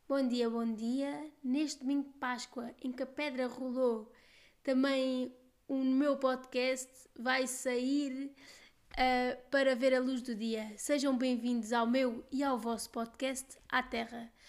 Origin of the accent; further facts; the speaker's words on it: Évora, Alentejo, Portugal; sou de Évora, muito alentejana